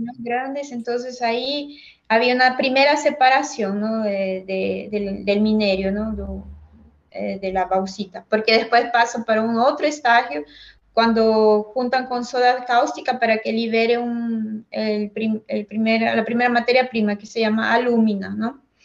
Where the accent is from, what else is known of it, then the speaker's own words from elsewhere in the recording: Huancayo, Junín, Peru; moved away as an adult; now in Brazil; yo soy de Huancayo